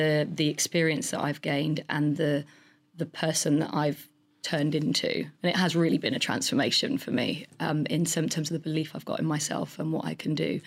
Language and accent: English; Somerset, South West England, United Kingdom; moved away; I'm a girl from Somerset who went to a local comp.